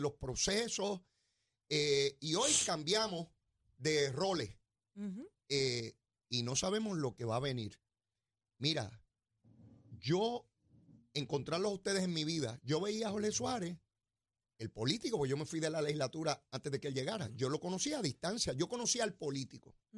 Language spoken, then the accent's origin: Spanish; Puerto Rico; donde yo me crié en Semana Llana